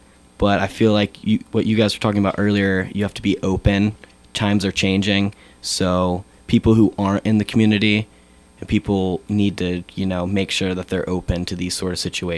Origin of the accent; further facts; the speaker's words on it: Virginia Beach, Virginia, United States; moved away as an adult; when I went home, where I grew up in Virginia Beach